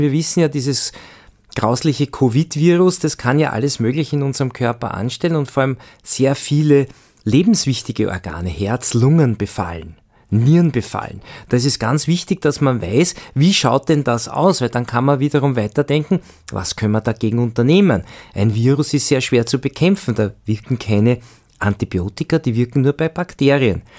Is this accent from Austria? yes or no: yes; Vienna, Austria; moved away as an adult; now in Graz, Austria; Ich komme ja aus Wien, ich habe ja in Wien fast 40 Jahre gearbeitet